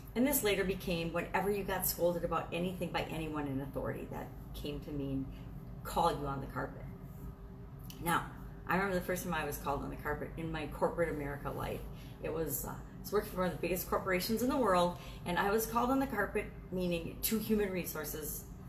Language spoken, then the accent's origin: English; Wisconsin, United States; I grew up in Wisconsin